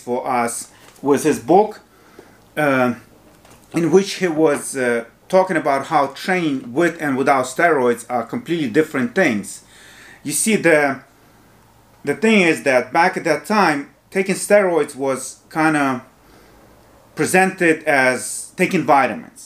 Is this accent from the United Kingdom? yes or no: no; Ukraine; English is a second language; moved away as an adult; also born or lived in New York, United States; now in United States; I was born in Ukraine back when it was part of Soviet Union